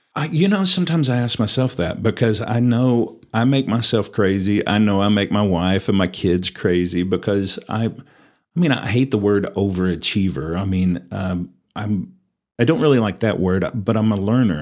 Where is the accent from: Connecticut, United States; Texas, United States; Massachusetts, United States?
Texas, United States; Perryton; moved away as an adult; also born or lived in Louisiana; now in Amarillo, United States; I was actually born in Amarillo, um, raised in Perryton and graduated high school there